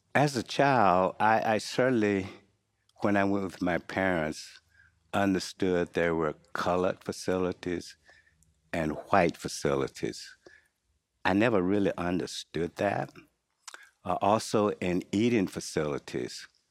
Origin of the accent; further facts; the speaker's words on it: Henderson, North Carolina, United States; moved away as an adult; also born or lived in Durham, North Carolina; now in Pittsburgh, United States; I grew up in North Carolina, um, Henderson, uh, area particularly.